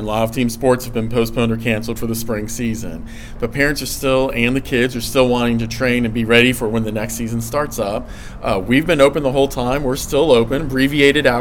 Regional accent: Blacksburg, Virginia, United States; growing up in Blacksburg, big Virginia Tech fan.

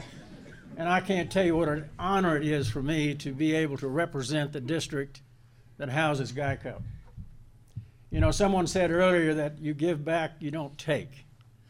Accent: Stafford, Virginia, United States; I grew up here in Stafford, and in the 50s and 60s when I grew up here

